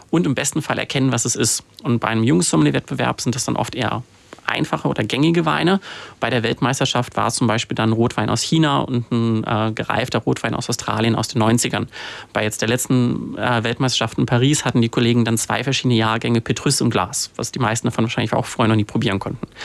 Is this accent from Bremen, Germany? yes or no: no; Cologne, North Rhine-Westphalia, Germany; Äh, über Umwege. Ich komme aus Köln. Das ist eine Stadt, die eher für Bier als für Wein bekannt ist.